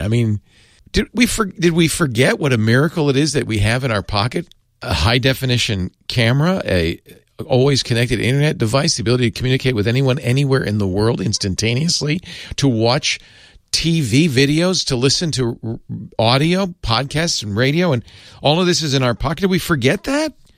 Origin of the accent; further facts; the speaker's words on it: United States; as an American, I speak no other tongue